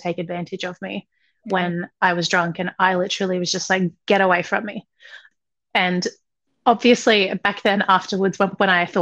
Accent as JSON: {"language": "English", "country": "Australia", "tie": "born or raised there", "said": "I grew up in Australia"}